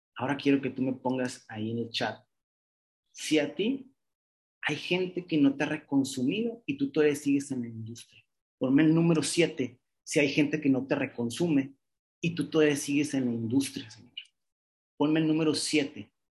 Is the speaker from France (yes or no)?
no; Mexicali, Baja California, Mexico; now in Monterrey, Mexico; un alumno de psicología, de Mexicali, de un pueblo, sí, ni siquiera es de Monterrey